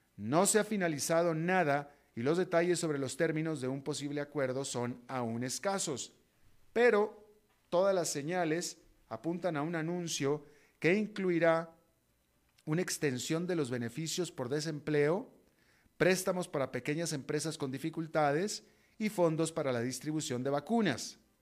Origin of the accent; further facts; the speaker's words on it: Mexico; moved away; also born or lived in United States; soy alguien latinoamericano, sino soy mexicano y estadounidense